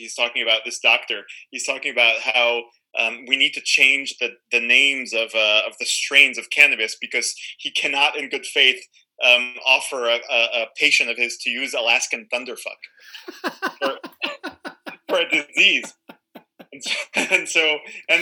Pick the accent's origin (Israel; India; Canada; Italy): Israel; Tel Aviv, Tel Aviv District; I'm Israeli. I grew up in Tel Aviv.